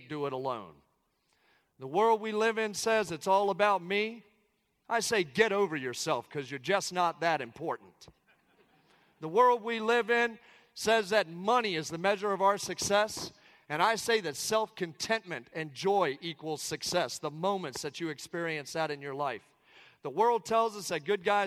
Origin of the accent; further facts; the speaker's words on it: Southern Maryland, United States; I come from Southern Maryland. I come from just outside of Washington, D.C. I come from a military family